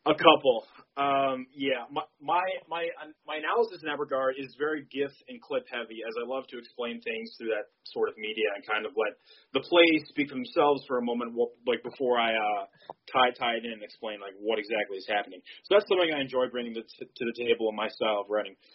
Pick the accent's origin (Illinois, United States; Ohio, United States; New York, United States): Ohio, United States; Avon Lake; also born or lived in Rocky River, Ohio; I grew up in Avon Lake and Rocky River